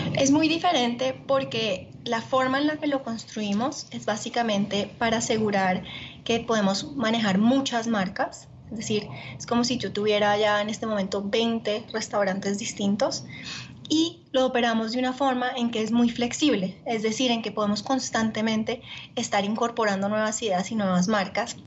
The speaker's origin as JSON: {"language": "Spanish", "country": "Colombia", "also_born_or_lived": "Italy", "said": "yo soy colombiana"}